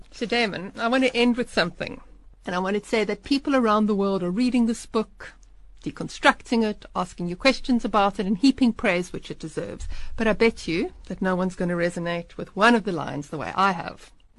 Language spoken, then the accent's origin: English; Pretoria, Gauteng, South Africa; I was born in Pretoria in 1969 at the HF of Wout Hospital.